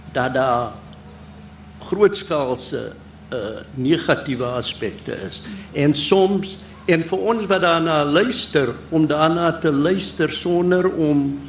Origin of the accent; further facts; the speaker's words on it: South Africa; as 'n Suid-Afrikaner